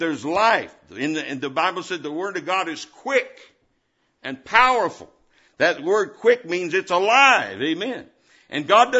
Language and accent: English; Indiana, United States; I was born and raised in Indiana